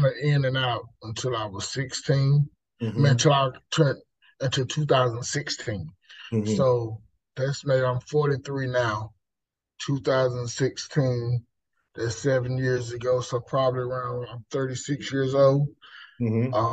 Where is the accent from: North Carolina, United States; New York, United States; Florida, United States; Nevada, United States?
North Carolina, United States; Lumberton; moved away as an adult; now in Raleigh, United States; the city I was brought up in is in Lumberton